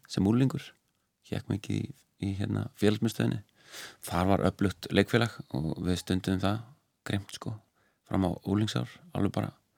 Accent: Reykjavík, Capital Region, Iceland; also born or lived in Hlíðar, Reykjavík; ólst upp í Breðolti seljakverðinu og um, fluttist í hlýðarnar

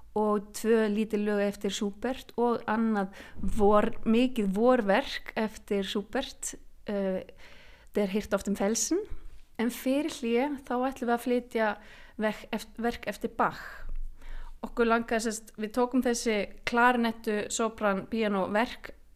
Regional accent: Ísafjörður, Westfjords, Iceland; þó ég sé Ísfjörðingur, ég segja oft ég er Ísfjörðingur ættuð

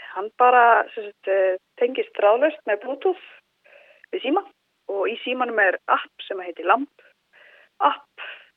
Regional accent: Egilsstaðir, Eastern Region, Iceland; also born or lived in Reykjavík; Ég er frá Eilstöðum, uh, ólst upp á Eilstöðum

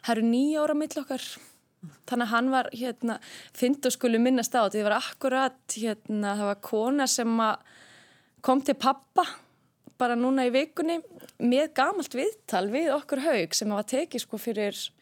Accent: Garðabær, Capital Region, Iceland; ég er alveg upp í Garðabæi

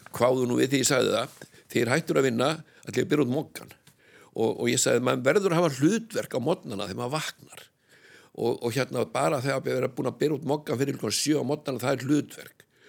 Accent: Iceland; ég er frá Íslandi

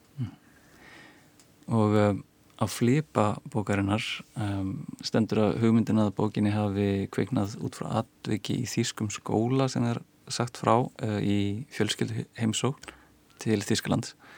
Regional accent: Iceland

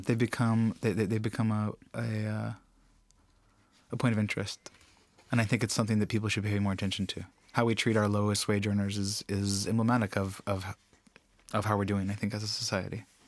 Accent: United States; now in Iceland; As an American

